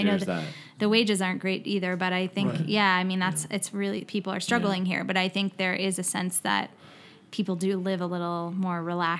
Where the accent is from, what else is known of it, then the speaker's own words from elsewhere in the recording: New Mexico, United States; moved away; Do I tell people I'm from New Mexico?